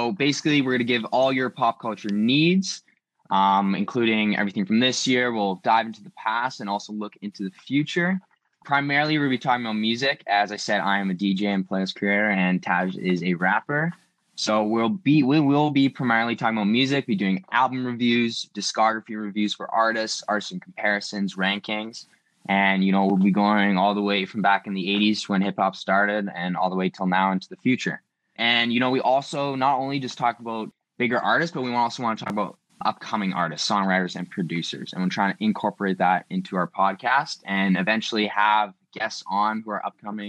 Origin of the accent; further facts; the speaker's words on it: Vancouver, British Columbia, Canada; I'm from Vancouver